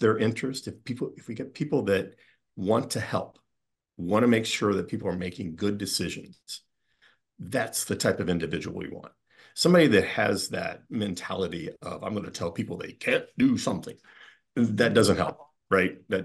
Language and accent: English; Midwest, United States; now in Rhode Island, United States; I am not a native New Englander. I grew up in the Midwest and was smart enough at an early age to get out of there